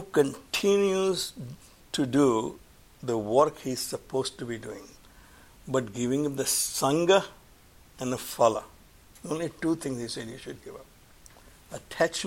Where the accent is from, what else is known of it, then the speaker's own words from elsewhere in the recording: Gujarat, India; we are from Gujarat